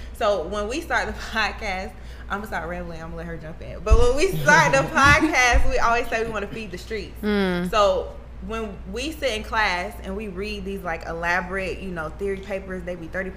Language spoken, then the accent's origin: English; Stone Mountain, Georgia, United States; also born or lived in New Orleans, Louisiana; I'm originally from New Orleans, but I grew up in Stone Mountain.